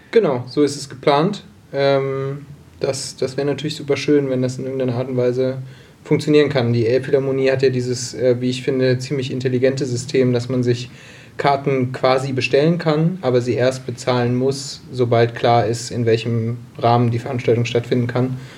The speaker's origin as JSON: {"language": "German", "town": "Solingen", "region": "North Rhine-Westphalia", "country": "Germany", "tie": "born or raised there", "also_born_or_lived": "Herne", "moved": "yes", "lives_now": "Bochum, Germany", "said": "Gebürtiger Solinger"}